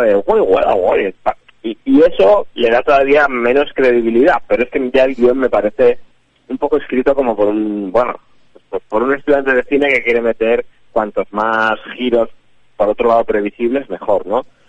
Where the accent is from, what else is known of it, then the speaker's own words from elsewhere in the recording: Santander, Cantabria, Spain; yo soy de Santander